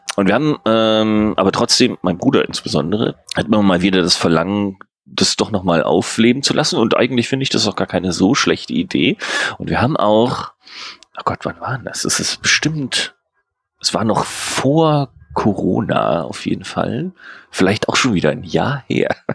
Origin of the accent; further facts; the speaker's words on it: Hamburg, Germany; Ich komme aus Hamburg.